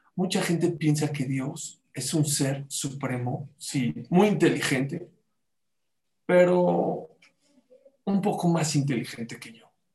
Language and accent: Spanish; Mexico; aquí somos mexicanos